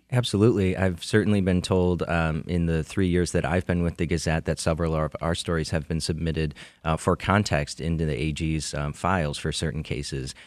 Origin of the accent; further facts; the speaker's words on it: Macomb County, Michigan, United States; I grew up in Macomb County